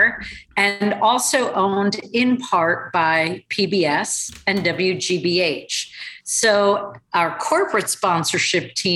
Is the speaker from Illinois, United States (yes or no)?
no; suburban New Jersey, United States; also born or lived in California / London; I grew up in suburban New Jersey and have actually spent most of my life in the tri-state area